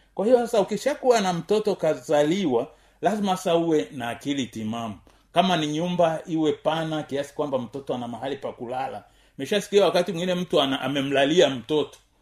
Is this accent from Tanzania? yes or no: yes; Tanzania; kama mtanzania